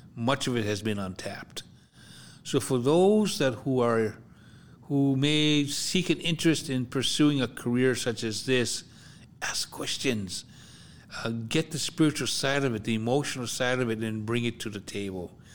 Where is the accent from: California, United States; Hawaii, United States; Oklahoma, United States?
Hawaii, United States; moved away; also born or lived in US mainland